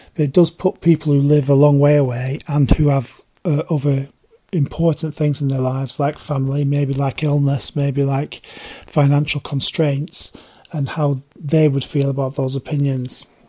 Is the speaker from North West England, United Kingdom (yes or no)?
yes; Blackburn, North West England, United Kingdom; moved away as an adult; I was born and brought up in Blackburn for the eight, first 18 years of my life